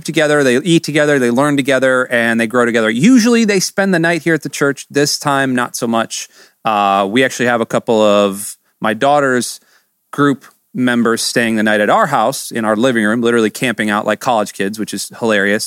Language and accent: English; Michigan, United States; now in Florida, United States; when we were growing up in Michigan